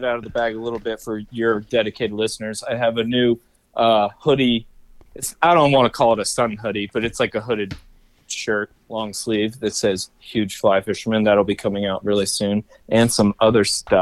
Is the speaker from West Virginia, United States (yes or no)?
yes; West Virginia, United States; also born or lived in Maryland; We're both from West Virginia